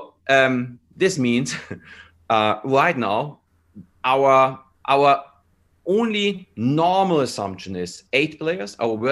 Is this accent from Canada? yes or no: yes; Canada; English is a second language; as a Canadian, and I feel as a Canadian, there are a lot of good reasons to do the 14 days